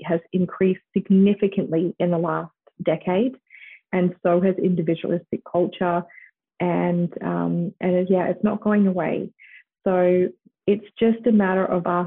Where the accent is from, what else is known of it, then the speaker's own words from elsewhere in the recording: Australia; moved away as an adult; also born or lived in United States; growing up in Australia